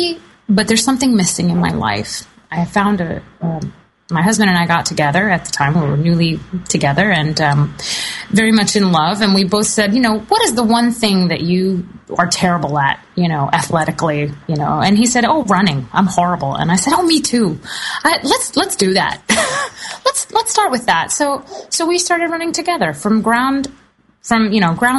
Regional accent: the South, United States; I grew up in the South

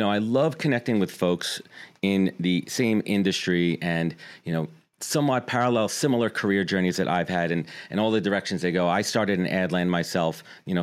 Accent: New York City, New York, United States; when I was in middle school and growing up in Brooklyn

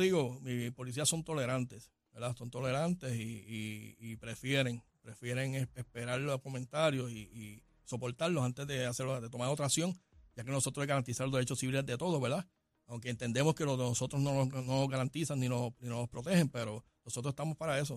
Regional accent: Puerto Rico; somos residentes de Puerto Rico, somos ciudadanos de Puerto Rico, tenemos los mismos derechos que todos puertorriqueños

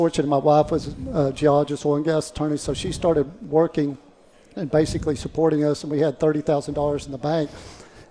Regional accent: Midland, Texas, United States; I grew up in Midland in the oil patch

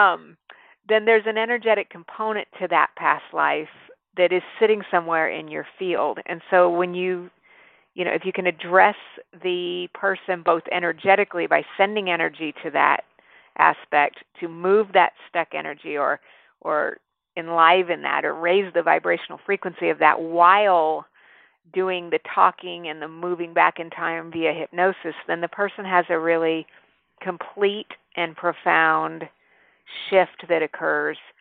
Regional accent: New Mexico, United States; I grew up in New Mexico

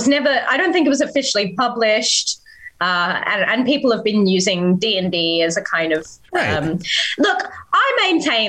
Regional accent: Australia; four Australian performers

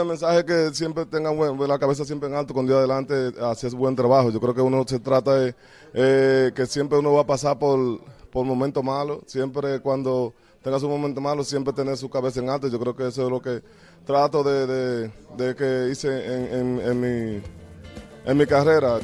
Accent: Dominican Republic; soy el tercero dominicano

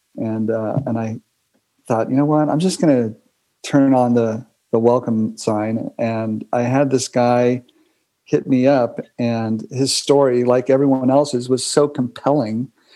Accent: California, United States; I was from California. I mean, it's like written on my forehead

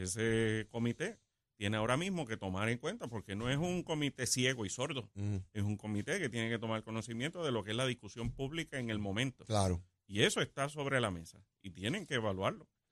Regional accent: Puerto Rico

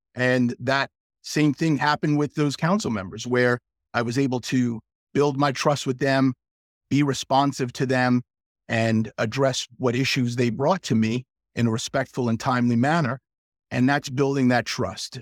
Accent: South Central Pennsylvania, United States; I was from South Central Pennsylvania

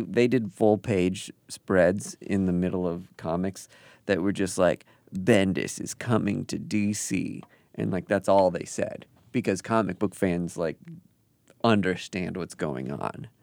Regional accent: Kansas City, United States; Kansas City, my hometown

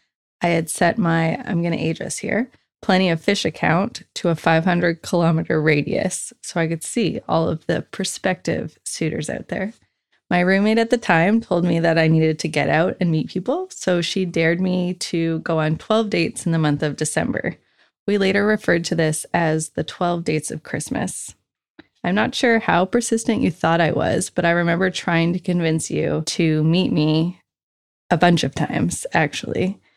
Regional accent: Truro, Nova Scotia, Canada; I was born and raised in Truro, which is about an hour north of Halifax, Nova Scotia. I lived there with my parents and siblings until I went off to university.

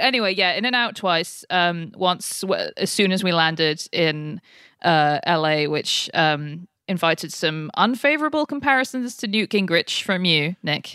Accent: United Kingdom; moved away as an adult; now in United States; as a Brit who's been in America for almost ten years now

